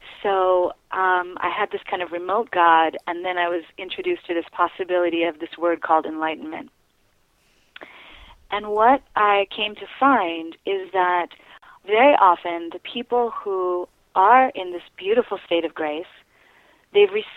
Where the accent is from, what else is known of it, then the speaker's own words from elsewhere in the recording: New York City, New York, United States; I was raised in New York City, predominantly around very successful people